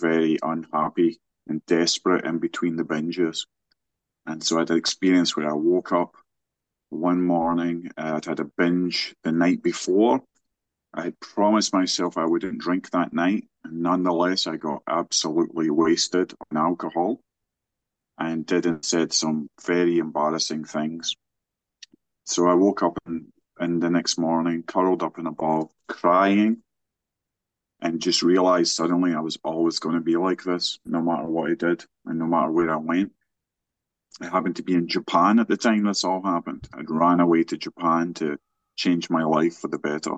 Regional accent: Scotland, United Kingdom; now in West Virginia, United States; I'm located in Virginia. I'm not from here originally, of course. I'm from Scotland

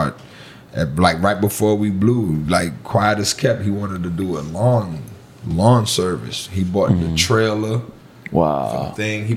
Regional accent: Miami Gardens, Florida, United States; also born or lived in Texas / New York; Moved down to Florida that August. I just turned 10 from New York.

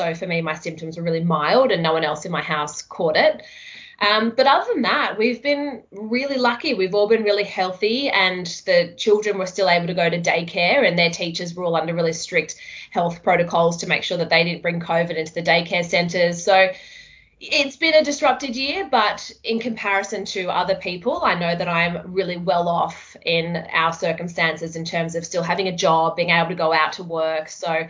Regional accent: Michigan, United States; born there; So I was born in America.

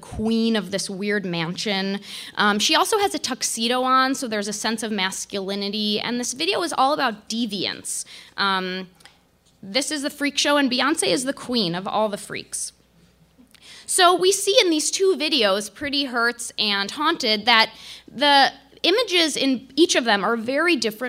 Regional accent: Chicago, Illinois, United States; As a Chicagoan, lifelong Bulls fan

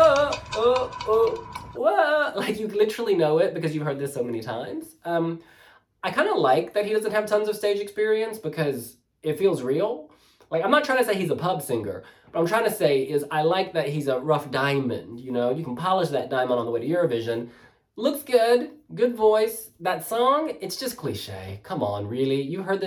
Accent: United States; as an American

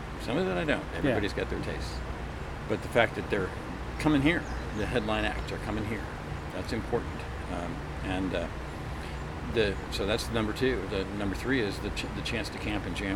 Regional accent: New Harmony, Indiana, United States; we're from New Harmony, Indiana

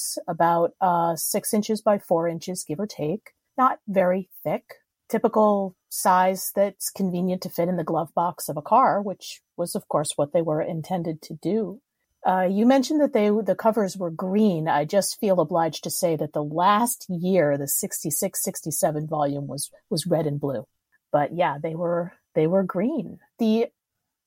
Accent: Rhode Island, United States; my home state of Rhode Island

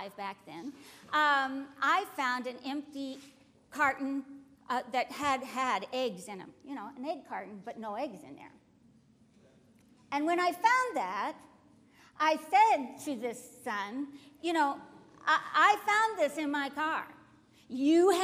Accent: United States; I was born in this country. I'm thankful I'm an American

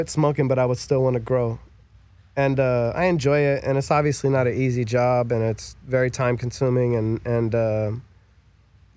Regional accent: Beaver County, Pennsylvania, United States; moved away; some little kid from some little small town in Beaver County

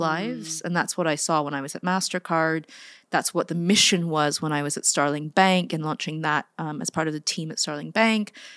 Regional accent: Silicon Valley, California, United States; now in London, United Kingdom; born and raised in the Silicon Valley in a tiny town south of San Francisco

